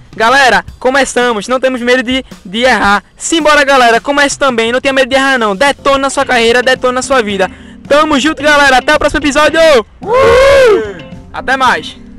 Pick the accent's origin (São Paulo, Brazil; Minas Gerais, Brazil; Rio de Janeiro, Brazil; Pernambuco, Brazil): Pernambuco, Brazil; Recife; eu sou de Recife